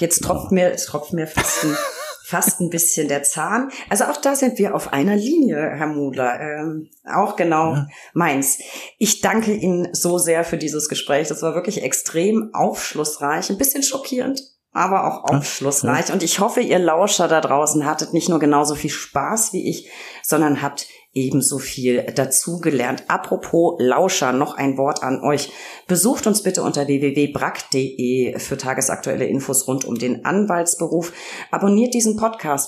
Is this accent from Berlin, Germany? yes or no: no; Franconia, Bavaria, Germany; accent: Lower Franconian; ich liebe meinen mein Heimatdialekt. Ich komme aus Franken, also auch Weingegend